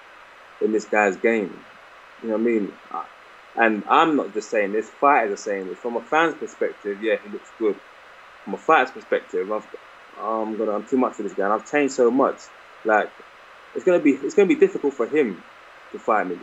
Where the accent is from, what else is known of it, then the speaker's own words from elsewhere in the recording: London, United Kingdom; my hometown